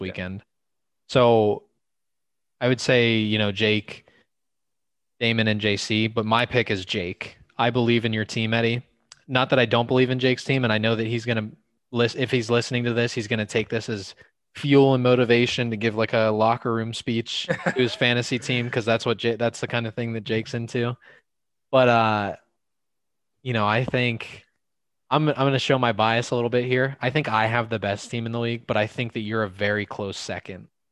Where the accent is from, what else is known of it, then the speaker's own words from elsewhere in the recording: Pittsburgh, Pennsylvania, United States; my hometown team